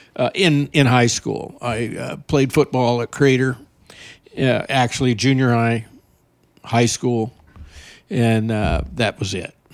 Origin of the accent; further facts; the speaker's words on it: Burley, Idaho, United States; now in Eagle Point, United States; I was born in Burley, Idaho